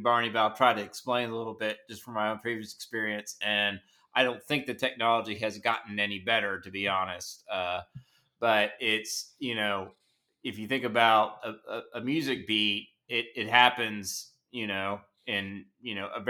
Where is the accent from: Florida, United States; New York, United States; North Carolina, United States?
North Carolina, United States; Asheville; I grew up in Asheville